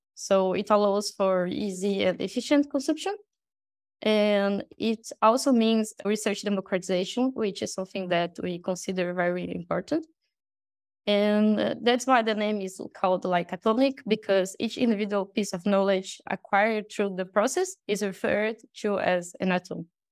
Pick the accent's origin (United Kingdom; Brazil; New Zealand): Brazil; English is a second language; I'm from Brazil, so I'm not a native Portuguese speaker.